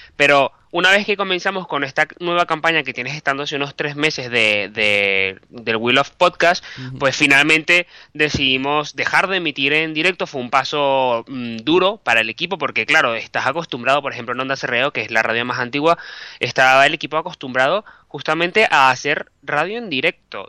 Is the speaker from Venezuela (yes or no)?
yes; Venezuela; moved away as an adult; also born or lived in Bilbao, Spain / Caracas, Venezuela; now in Madrid, Spain; yo soy periodista, soy venezolano